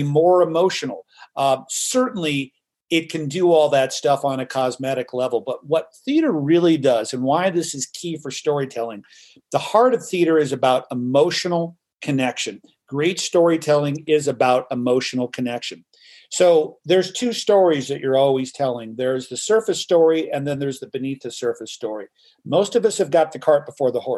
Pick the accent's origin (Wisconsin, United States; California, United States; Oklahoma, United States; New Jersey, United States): California, United States; Los Angeles; moved away as an adult; also born or lived in New York City; born and raised in Hollywood, California